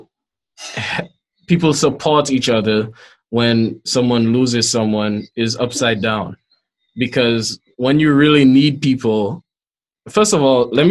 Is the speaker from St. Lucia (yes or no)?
yes; St. Lucia; growing up in St. Lucia